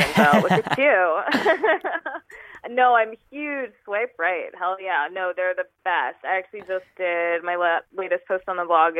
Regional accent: New York, United States; moved away as an adult; also born or lived in California; So I'm originally from New York. I moved from New York to California.

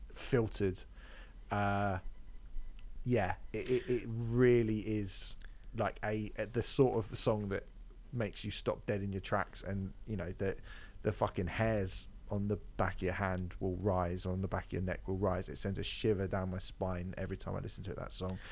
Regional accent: United Kingdom; I'm from Britain

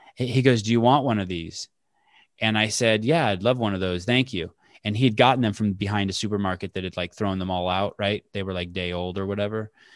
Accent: El Cerrito, California, United States; also born or lived in Oakland / Walnut Creek; I was born in Oakland, but I was raised in El Cerrito, California

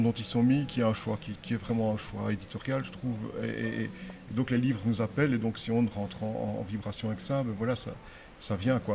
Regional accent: Namur, Wallonia, Belgium; De Namur en Belgique

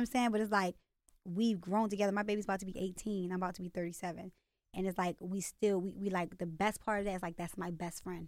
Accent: Baltimore, Maryland, United States; accent: Baltimore; also born or lived in California / Virginia; I moved to Baltimore when I was, like, six from Virginia

